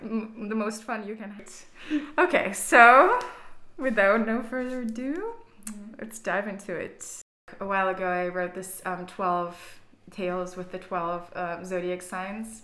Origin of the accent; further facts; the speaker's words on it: Brazil; moved away as an adult; now in Berlin, Germany; I'm from Brazil, but I've been living in Berlin for four years now